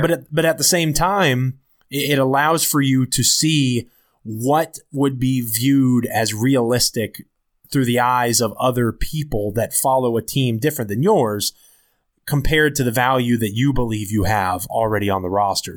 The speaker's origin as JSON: {"language": "English", "area": "Washington", "region": "D.C. area / Northern Virginia", "country": "United States", "also_born_or_lived": "Memphis, Tennessee", "said": "I'm from the Washington, D C area, so I'm back in Northern Virginia now, where I'm from"}